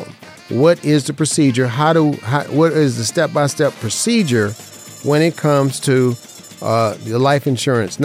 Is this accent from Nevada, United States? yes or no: yes; Las Vegas, Nevada, United States; I grew up in Vegas. So this is my hometown.